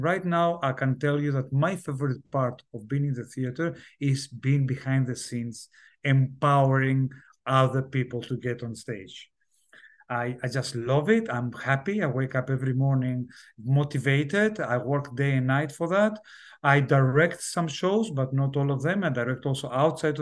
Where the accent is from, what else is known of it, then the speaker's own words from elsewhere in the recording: Italy; also born or lived in south of Greece; but I grew up in Italy